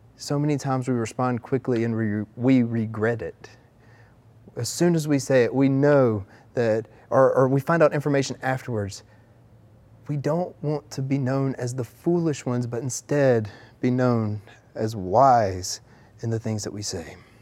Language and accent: English; the South, United States; accent: Southern; we're from the South